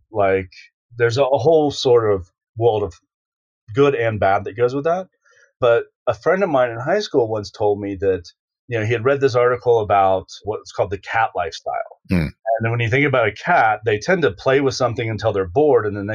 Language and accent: English; Jacksonville, Florida, United States; moved away; I came from Jacksonville, Florida